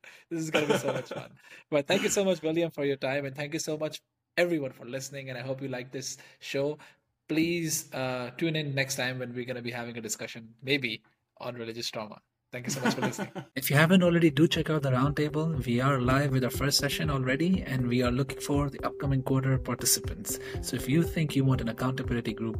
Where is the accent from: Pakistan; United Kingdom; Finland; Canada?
Pakistan; we're Pakistanis